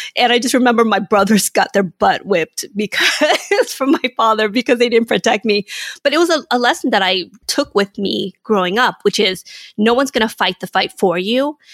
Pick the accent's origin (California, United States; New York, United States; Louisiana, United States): California, United States; Inglewood; also born or lived in Vietnam / San Francisco / Hawthorne, California; I grew up in Inglewood, California.